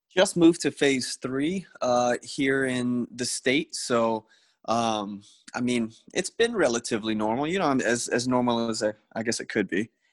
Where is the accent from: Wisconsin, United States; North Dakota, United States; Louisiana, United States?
Louisiana, United States; Destrehan; also born or lived in St. Rose, Louisiana; went to school, grew up in Destrehan